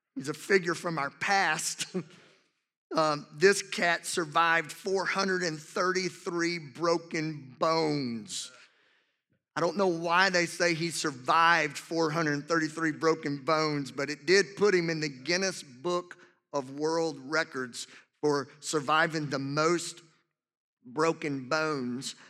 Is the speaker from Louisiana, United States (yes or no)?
yes; Louisiana, United States; two of my absolute best friends that I grew up with in, in my hometown in Louisiana